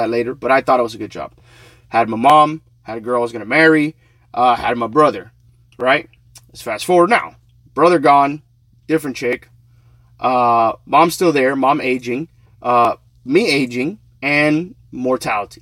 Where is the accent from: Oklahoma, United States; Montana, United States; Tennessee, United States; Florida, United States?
Florida, United States; also born or lived in New York; I was raised in Florida